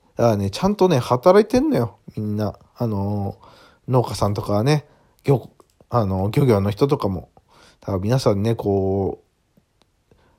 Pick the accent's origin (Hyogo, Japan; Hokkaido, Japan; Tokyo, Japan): Hyogo, Japan; Awaji Island; 僕の地元の淡路島で作られてます